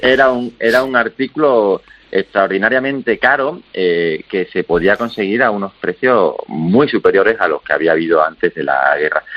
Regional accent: Extremadura, Spain; nosotros somos los dos de Extremadura

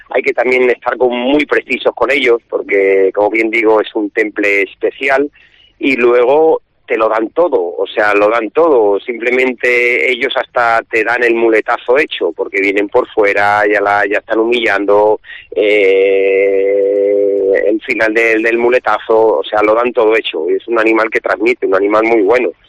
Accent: Salamanca, Castile and León, Spain; Somos muchos los de Salamanca que venimos a la feria

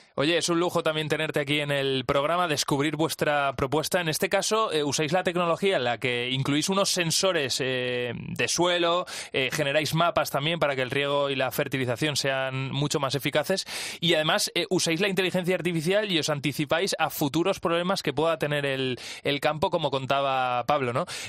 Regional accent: Valencia, Valencian Community, Spain; yo soy de Valencia

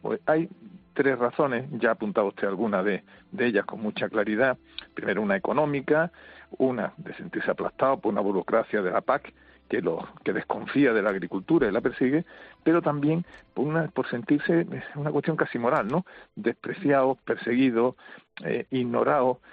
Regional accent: Spain; somos los españoles

